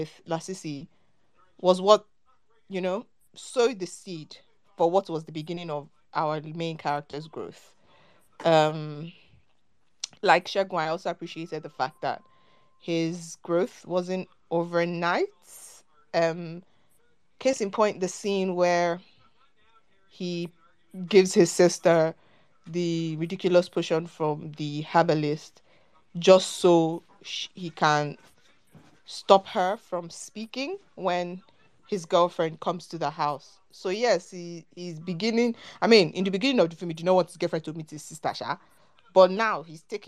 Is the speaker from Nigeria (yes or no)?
yes; Nigeria; we're Nigerian